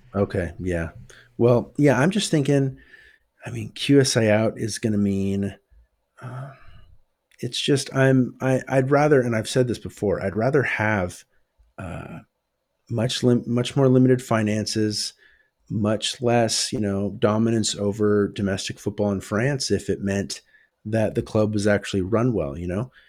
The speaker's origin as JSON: {"language": "English", "country": "United States", "said": "I'm American"}